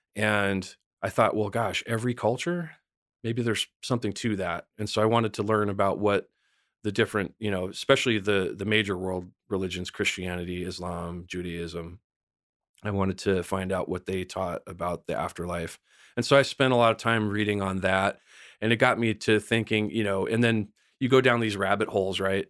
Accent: San Bernardino Mountains, California, United States; I grew up in the San Bernardino Mountains

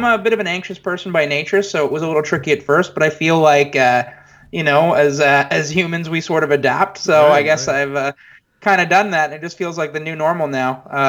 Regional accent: Montreal, Quebec, Canada; moved away as an adult; now in Toronto, Canada; I was born in Montreal, Canada. I grew up there and basically lived there until the age of, God, maybe like 20 or so. And then I moved to Toronto, Canada, where I've been the last, 7 or 8 years now.

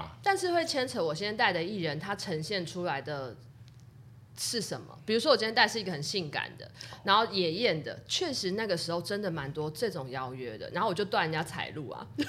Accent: Taiwan; 因为我们从台湾过来，大家都要礼遇

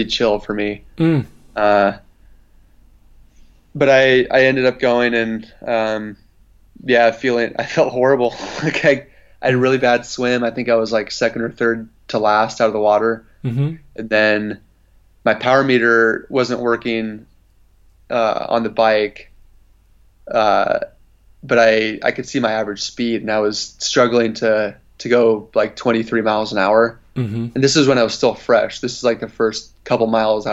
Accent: Oregon coast, United States; I grew up surfing on the Oregon coast

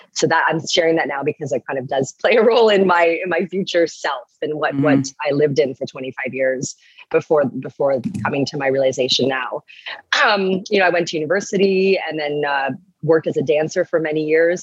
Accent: Toronto, Ontario, Canada; I'm from Toronto, from Ontario

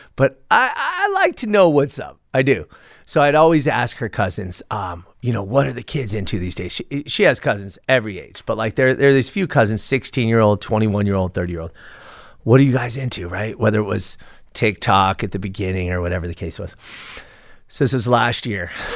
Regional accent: Los Angeles, California, United States; I was born and raised in Sepulveda. It's now known as North Hills

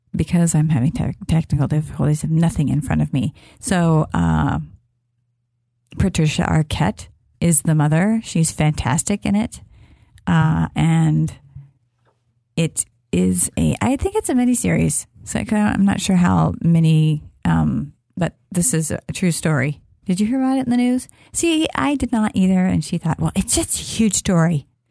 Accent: Kansas, United States; I'm from, I am from Kansas

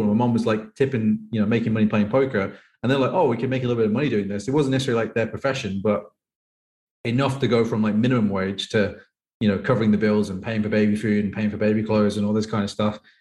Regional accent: England, United Kingdom; moved away as an adult; now in Thailand; I'm from England

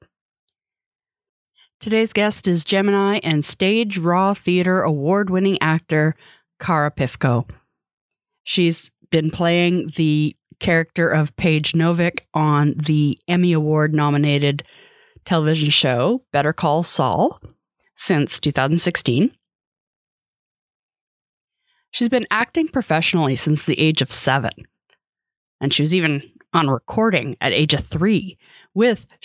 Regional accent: Canada; I'm Canadian

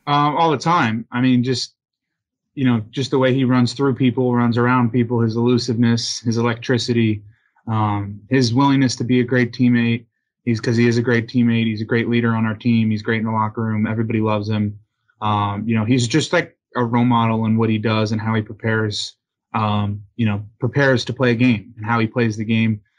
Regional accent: Delaware, United States; moved away; Autism Delaware, uh, is a great organization in my hometown

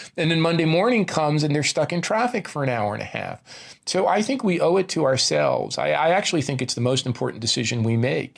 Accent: New Jersey, United States; moved away; a kid from New Jersey

